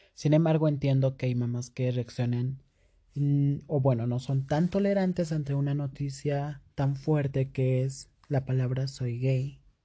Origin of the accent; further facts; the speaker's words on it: Cusco, Peru; yo soy de Perú, exactamente de la ciudad del Cusco